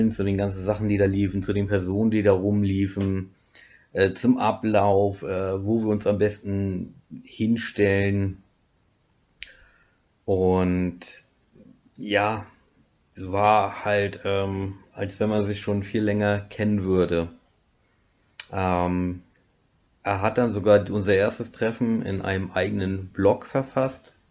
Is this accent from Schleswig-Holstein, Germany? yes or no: yes; Schleswig-Holstein, Germany; moved away; komme ich tatsächlich mittlerweile aus dem Schwarzwald, Breisgau, ursprünglich aus dem Holsteinischen.